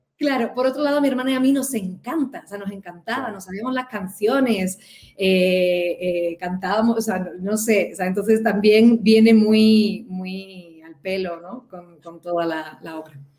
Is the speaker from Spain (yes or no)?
yes; Cádiz, Andalusia, Spain; moved away as an adult; now in Mexico; soy de Cádiz